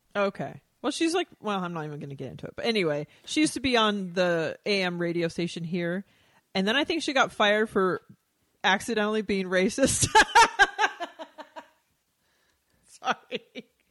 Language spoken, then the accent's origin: English; Texas, United States; moved away; growing up in Texas